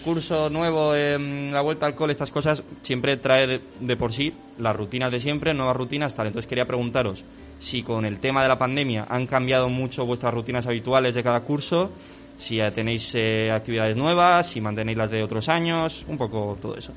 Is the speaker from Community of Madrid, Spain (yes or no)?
no; Navarre, Spain; somos de Navarra